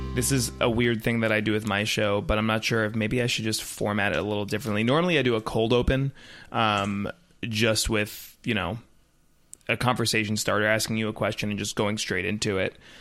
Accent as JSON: {"language": "English", "town": "Raleigh", "region": "North Carolina", "country": "United States", "moved": "yes", "lives_now": "Orlando, United States", "said": "I'm originally from Raleigh, North Carolina, uh, which I love and that it will always be home"}